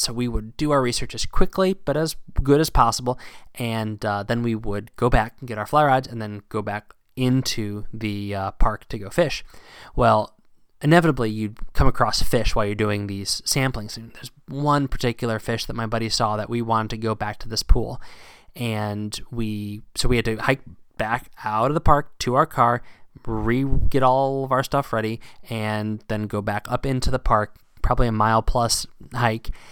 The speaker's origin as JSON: {"language": "English", "region": "Virginia", "country": "United States", "tie": "born or raised there", "moved": "yes", "lives_now": "New England, United States", "said": "down south where I grew up and fishing in Virginia"}